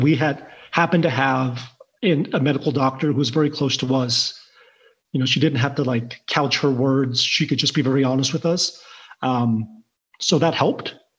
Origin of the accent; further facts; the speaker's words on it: southwest Missouri, United States; also born or lived in Taiwan; originally Taiwan, mostly raised in in small town southwest Missouri